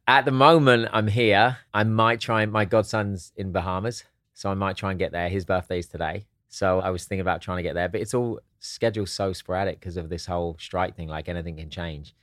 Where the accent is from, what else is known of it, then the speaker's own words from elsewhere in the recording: Hastings, South East England, United Kingdom; also born or lived in Eastbourne; now in United States; I was born in Hastings